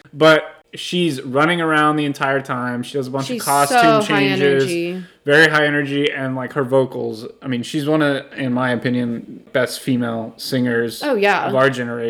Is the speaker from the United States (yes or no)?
yes; Houston, Texas, United States; Houston, my hometown.